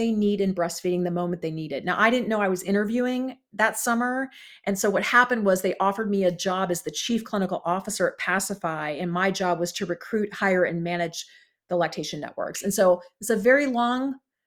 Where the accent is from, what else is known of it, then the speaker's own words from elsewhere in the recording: Columbus, Ohio, United States; also born or lived in Chicago, Illinois; now in California, United States; I'm from Columbus, Ohio